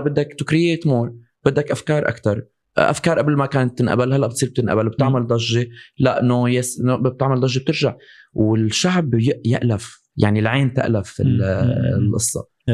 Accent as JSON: {"language": "Arabic", "country": "Syria", "tie": "born or raised there", "said": "انا مثلا لما من صغري انا بسوريا"}